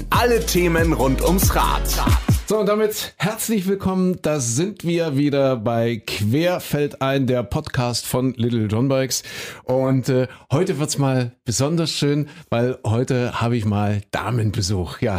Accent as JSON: {"language": "German", "town": "Köthen", "region": "Saxony-Anhalt", "country": "Germany", "said": "Das ist ja meine alte Heimat. Ich komme ja aus Köthen, aus Kuhköthen haben wir gesagt."}